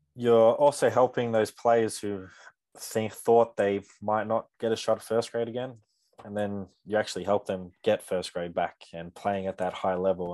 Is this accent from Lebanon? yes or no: no; Canberra, Australian Capital Territory, Australia; I'm born and raised in Canberra as well